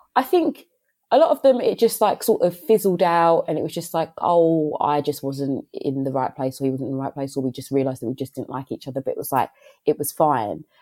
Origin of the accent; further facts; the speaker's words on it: London, United Kingdom; growing up in London